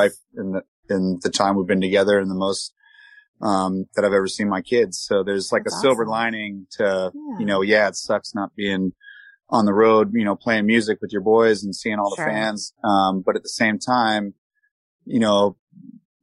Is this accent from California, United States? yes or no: yes; San Diego, California, United States; Me and Kyle, we grew up in Ocean Beach, in San Diego